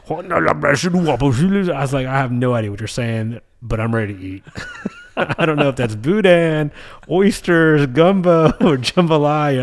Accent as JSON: {"language": "English", "region": "the American South", "country": "United States", "said": "But in the South, we call it dressing."}